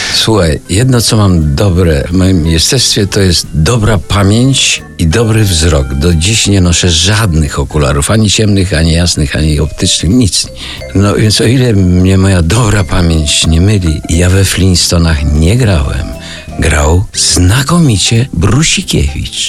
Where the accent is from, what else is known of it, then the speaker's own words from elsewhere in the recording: Lublin Voivodeship, Poland; Ze śpiewnej Lubelszczyzny.